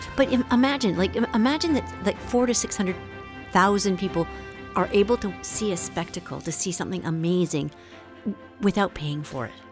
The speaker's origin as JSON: {"language": "English", "country": "Canada", "moved": "as an adult", "lives_now": "France", "said": "I'm from Canada"}